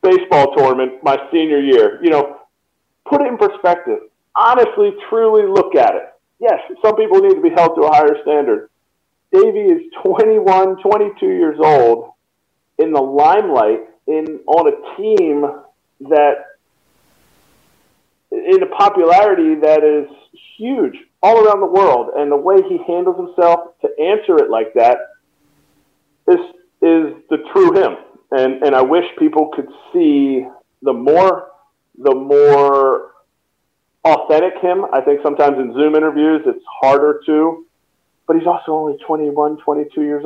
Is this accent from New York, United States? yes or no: no; Telford, Pennsylvania, United States; my hometown of Telford, Pennsylvania